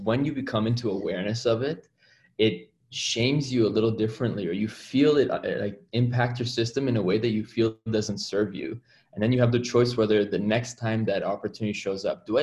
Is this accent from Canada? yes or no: yes; Toronto, Ontario, Canada; I hail from Toronto, Ontario, Canada. And I practice emergency medicine up here